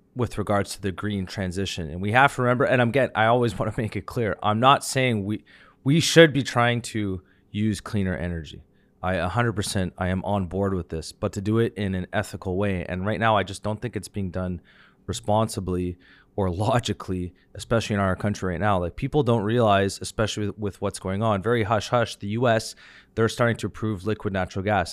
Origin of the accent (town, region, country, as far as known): Canada